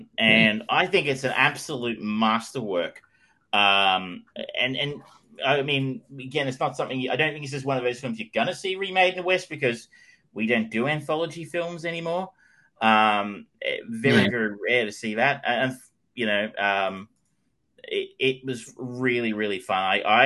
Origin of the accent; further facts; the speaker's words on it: Australia; I was an Australian